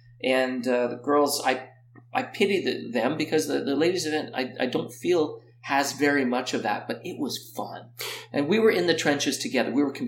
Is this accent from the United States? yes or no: no; Canada; there, that's the quad, and I'm Canadian champion.